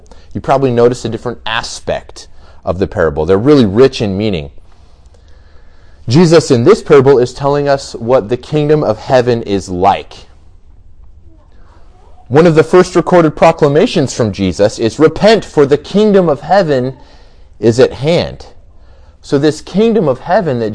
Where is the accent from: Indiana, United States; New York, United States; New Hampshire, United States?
Indiana, United States; Goshen; I grew up in Goshen, so just about 20 minutes from here. I went to Goshen High School